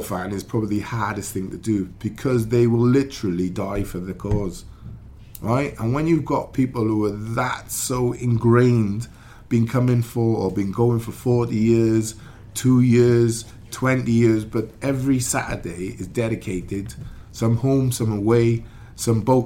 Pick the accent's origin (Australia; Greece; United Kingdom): United Kingdom; Wales